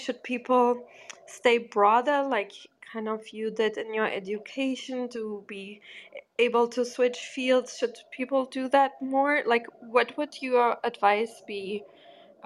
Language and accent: English; Germany; also born or lived in Portugal; I'm from Portugal, but I grew up in Germany